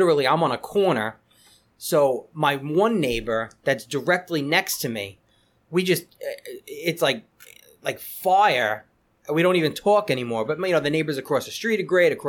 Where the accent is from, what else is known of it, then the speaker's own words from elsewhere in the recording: Levittown, New York, United States; now in Wantagh, United States; I went to school in Levittown